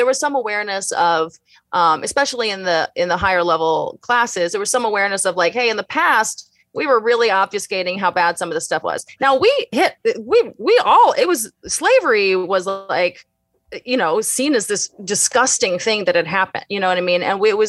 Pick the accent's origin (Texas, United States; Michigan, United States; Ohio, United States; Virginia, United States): Texas, United States; Houston; In Houston.